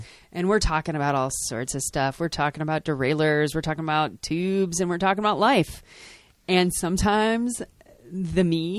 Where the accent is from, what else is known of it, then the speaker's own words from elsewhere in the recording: Chicago, Illinois, United States; also born or lived in Eugene, Oregon; now in Portland, United States; I'm from Chicago.